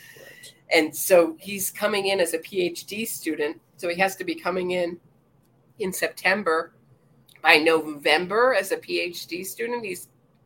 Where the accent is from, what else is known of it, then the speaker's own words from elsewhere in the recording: Pennsylvania, United States; I don't know if we have turn on right in Pennsylvania. That happens to be my home state.